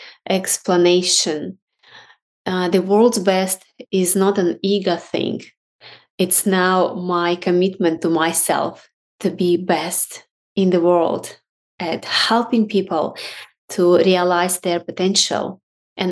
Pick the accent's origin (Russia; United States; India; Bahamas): Russia; now in Australia; I was born in Russia